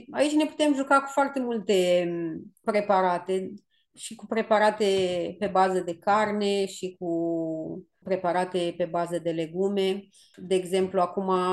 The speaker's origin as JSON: {"language": "Romanian", "region": "Bucovina", "country": "Romania", "tie": "born or raised there", "said": "eu în Bucovina am crescut, la noi în Bucovina se fac niște sarmale destul de mari"}